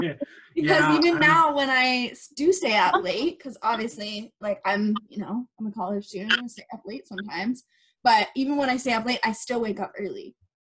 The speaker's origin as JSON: {"language": "English", "country": "United States", "tie": "born or raised there", "moved": "yes", "lives_now": "Kingston, California, United States", "said": "I've moved around quite a lot. I grew up in the States, moved to Canada, so it's."}